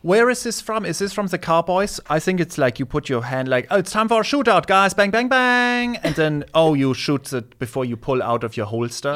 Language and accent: English; Nuremberg, Bavaria, Germany; first language German; English is a second language; moved away; also born or lived in Erlangen; I grew up in Cher, in Nuremberg